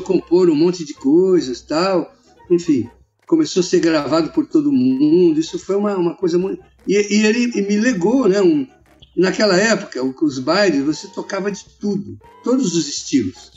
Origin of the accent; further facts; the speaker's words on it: São Paulo, Brazil; E a gente morava em São Paulo, eu sou paulista